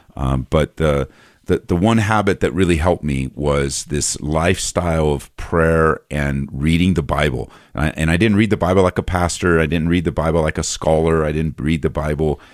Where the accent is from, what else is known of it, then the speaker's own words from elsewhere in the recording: just outside of East LA, Southern California, United States; moved away as an adult; also born or lived in Downey, California; now in Aurora, United States; I grew up in Southern California, just outside of, uh, East L